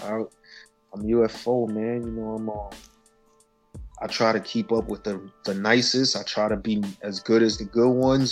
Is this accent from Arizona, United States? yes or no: no; New York City, New York, United States; I'm from Spanish Harlem, man, El Barrio, you know, First Avenue, 115 and First. 113 and Third, those are my home bases right there.